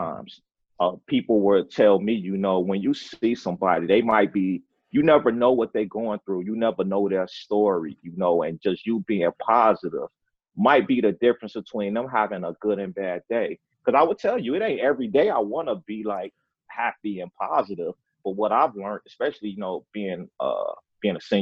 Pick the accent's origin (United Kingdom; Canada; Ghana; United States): United States; Chicago, Illinois; moved away as an adult; was born and raised in Chicago, Illinois, came from the inner city